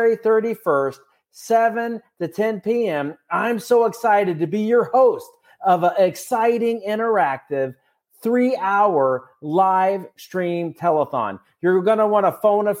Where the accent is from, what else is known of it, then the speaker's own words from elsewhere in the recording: Dublin, Ohio, United States; from Dublin, Ohio